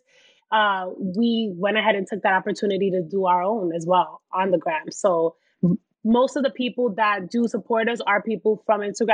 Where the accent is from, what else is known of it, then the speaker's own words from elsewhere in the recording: New York City, New York, United States; also born or lived in Washington Heights; I'm from the Bronx